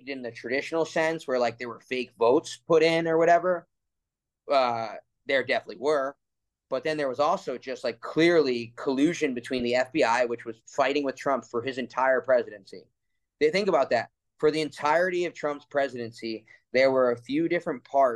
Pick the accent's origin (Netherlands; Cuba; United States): United States; New Jersey; I grew up in New Jersey, right around New York